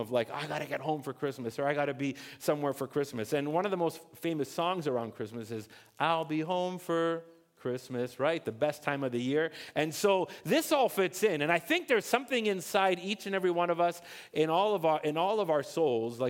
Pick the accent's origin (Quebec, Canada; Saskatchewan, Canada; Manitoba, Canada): Quebec, Canada; Montreal; also born or lived in Ontario; I was born in Ontario, and then we moved to Montreal in the early 80s, and I was about 8 years old